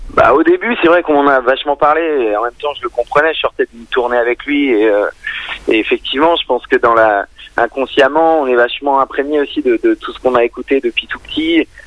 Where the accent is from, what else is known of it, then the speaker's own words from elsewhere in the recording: Creuse, Nouvelle-Aquitaine, France; moved away as an adult; now in Paris, France; j'ai grandi dans la Creuse, donc euh, des origines vraiment rurales